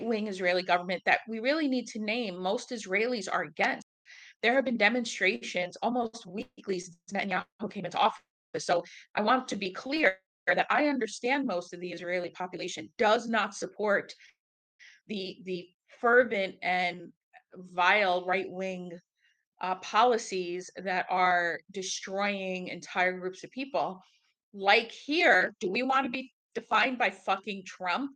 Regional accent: Egypt; now in United States; I was born in Egypt.

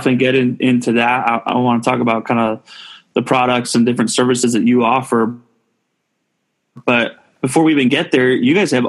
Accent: Southern California, United States; moved away; I grew up in Southern California

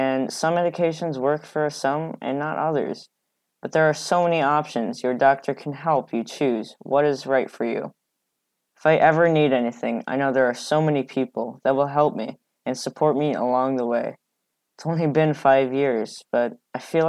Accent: Chicago, Illinois, United States; I'm from Chicago, Illinois, and I'm 13 years old

